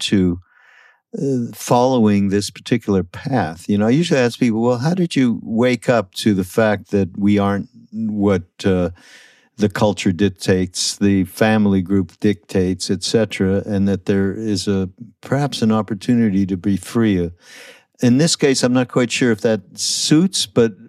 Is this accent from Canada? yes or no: yes; Canada; also born or lived in California; now in United States; I'm from Canada